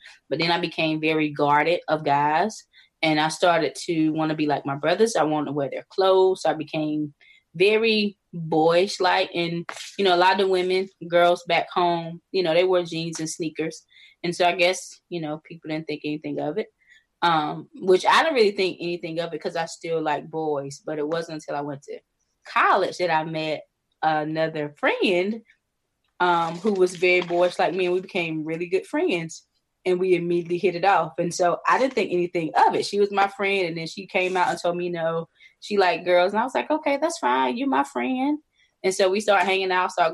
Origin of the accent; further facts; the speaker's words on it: North Carolina, United States; moved away as an adult; now in Maryland, United States; I'm originally from North Carolina. I live in Maryland now